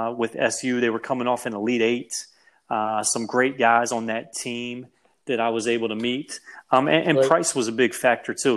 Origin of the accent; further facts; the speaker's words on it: Frederick, Maryland, United States; Growing up in Frederick, Maryland